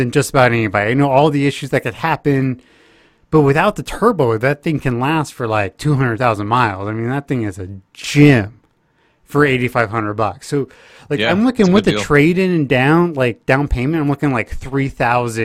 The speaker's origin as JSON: {"language": "English", "region": "Texas", "country": "United States", "moved": "yes", "said": "as a Texan"}